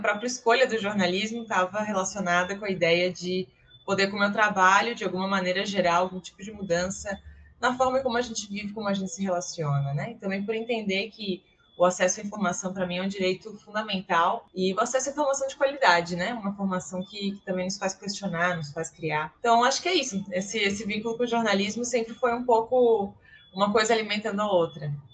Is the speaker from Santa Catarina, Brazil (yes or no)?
yes; Blumenau, Santa Catarina, Brazil; moved away as an adult; also born or lived in Florianópolis, Brazil; now in Caracas, Venezuela; sou natural de Blumenau, de Santa Catarina, do sul do país